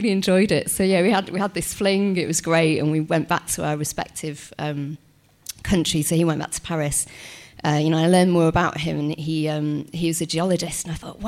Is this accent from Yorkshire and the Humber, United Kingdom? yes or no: yes; Yorkshire and the Humber, United Kingdom; I'm from Yorkshire